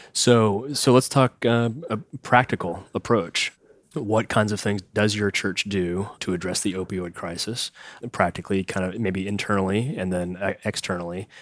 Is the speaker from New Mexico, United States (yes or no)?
no; Morgantown, West Virginia, United States; I grew up in Morgantown, which is kinda north central